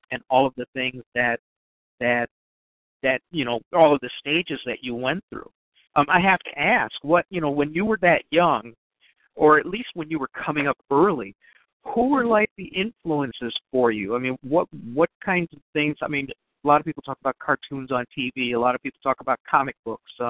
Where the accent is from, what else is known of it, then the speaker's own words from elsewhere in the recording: Chicago, Illinois, United States; also born or lived in Green Bay, Wisconsin; You know, I grew up in Chicago, and then I went to undergrad in Green Bay, Wisconsin, and and that was like quite the culture shock for me.